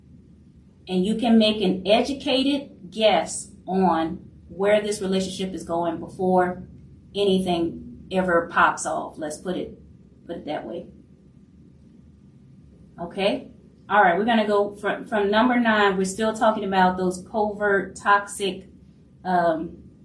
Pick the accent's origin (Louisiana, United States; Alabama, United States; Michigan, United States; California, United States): Louisiana, United States; New Orleans; I am from New Orleans, so very proud Louisiana Creole here